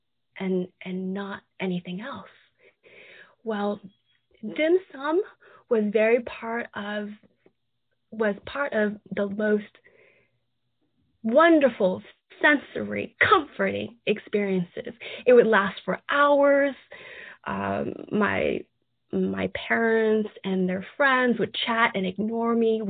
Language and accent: English; San Francisco, California, United States; moved away as an adult; now in Atlanta, United States; a Chinese American child growing up in the San Francisco area. Your parents, if they're from Hong Kong, they would take you to tea houses, dim sum places, maybe San Francisco, maybe somewhere in Kearney Street in the middle of Chinatown, or maybe Oakland Chinatown. And that was my experience.